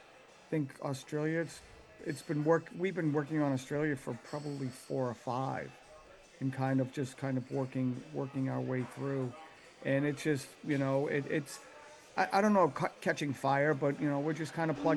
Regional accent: Boston, Massachusetts, United States; where we came from, you know, being, Paul, you know, growing up in Dorchester

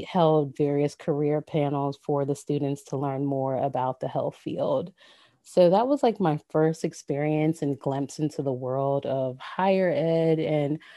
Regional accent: Ewing, New Jersey, United States; I was born and raised in Ewing, New Jersey, which is about 5 to 10 minutes outside of Trenton, New Jersey.

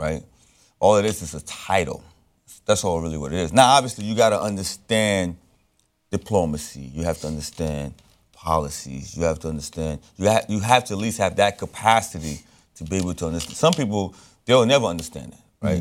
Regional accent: Brooklyn, New York, United States; Well, I was born in Brooklyn. But Haiti is my lifeblood.

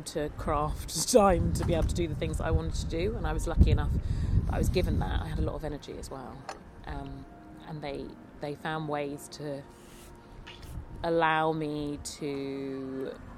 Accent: London, United Kingdom; born and bred in London

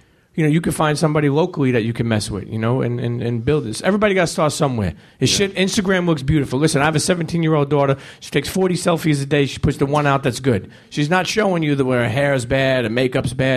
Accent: New York City, New York, United States; I'm an Italian from Brooklyn

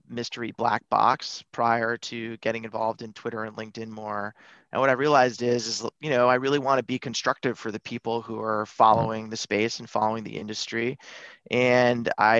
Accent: Buffalo, New York, United States; I grew up in Buffalo, New York

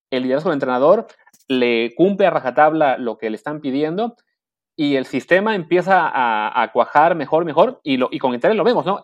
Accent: Mexico; como mexicanos nosotros pues no somos muy de querer Argentina

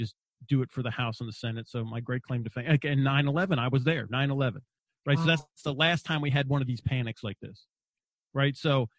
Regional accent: Wagga Wagga, New South Wales, Australia; My mom and dad were missionaries, so I was brought up in Australia, and I was not allowed to fight back. So I was the out group of the out group. So first off, there was 4 Americans in this little town called Wagga Wagga.

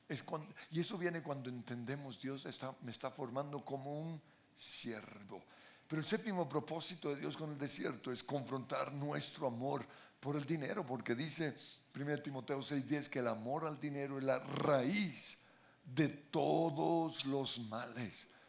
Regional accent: Colombia; somos los colombianos

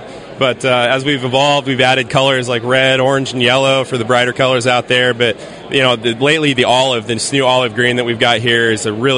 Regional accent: Casper, Wyoming, United States; also born or lived in Laramie, Wyoming; I was born and raised in Casper on the North Platte, but went to school at the university down in Laramie

